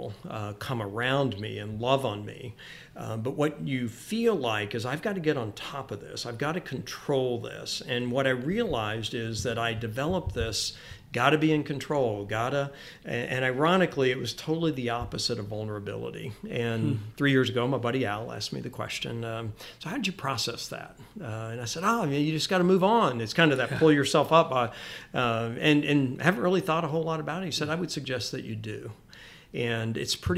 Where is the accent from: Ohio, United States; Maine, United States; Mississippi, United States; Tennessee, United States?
Tennessee, United States; Memphis; I grew up in Memphis.